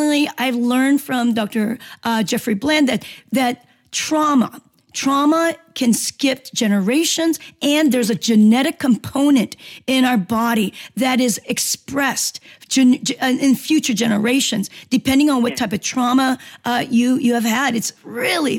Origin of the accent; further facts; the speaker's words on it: Seoul, South Korea; moved away; also born or lived in Los Angeles, United States; I grew up in Korea, and I've, being in Korean descent, you know, born in Korea, but I went to the military school. I lived in Seoul